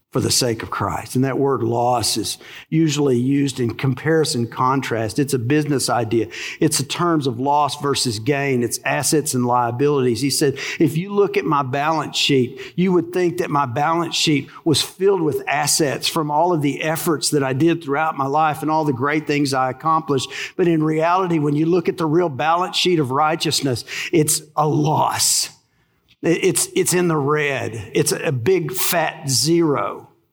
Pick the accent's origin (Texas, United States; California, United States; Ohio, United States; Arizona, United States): Texas, United States; accent: twang; but I was born in Texas. You know what they call our dialect? A twang